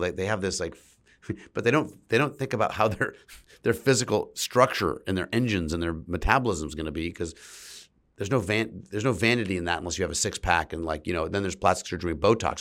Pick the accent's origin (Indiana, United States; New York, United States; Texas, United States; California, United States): California, United States; San Francisco; my whole family's from San Francisco, and I grew up in San Francisco